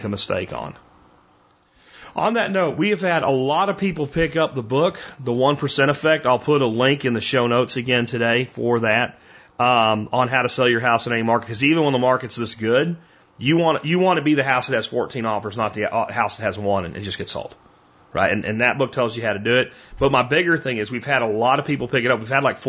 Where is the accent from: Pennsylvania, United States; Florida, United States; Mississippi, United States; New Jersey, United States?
Pennsylvania, United States; Pottsville; moved away; I grew up in Pottsville, Pennsylvania